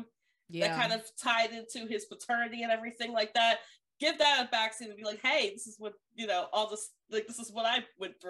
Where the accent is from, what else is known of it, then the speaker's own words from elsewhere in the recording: Philadelphia, Pennsylvania, United States; I am from Philadelphia, Pennsylvania.